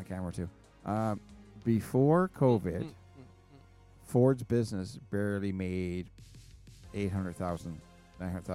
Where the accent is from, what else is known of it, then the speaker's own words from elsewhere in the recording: Newfoundland and Labrador, Canada; moved away; I left fucking Newfoundland.